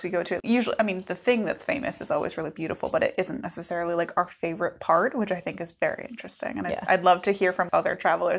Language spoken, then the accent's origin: English; New England, United States; we're from New England.